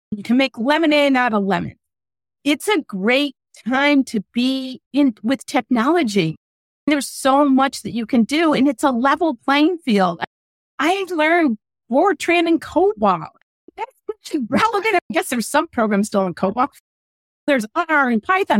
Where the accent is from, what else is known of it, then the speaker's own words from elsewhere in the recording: Midwest, United States; I'm from the Midwest